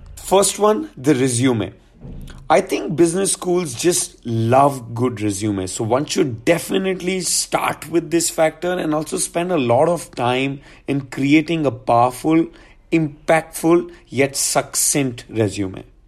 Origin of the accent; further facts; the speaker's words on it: Gurgaon, Haryana, India; also born or lived in New Delhi; I'm from Gurgaon. Um, I went for high school to D P S for Sant Kunjan, New Delhi